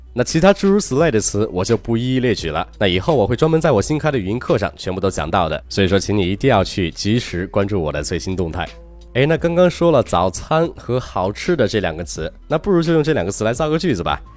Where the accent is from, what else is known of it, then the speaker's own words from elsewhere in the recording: China; 我们中国人